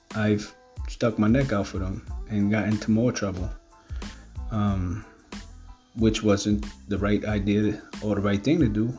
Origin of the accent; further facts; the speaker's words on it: New York City, New York, United States; growing up in Brooklyn, uh, Ocean Hill, Brownsville, in East New York.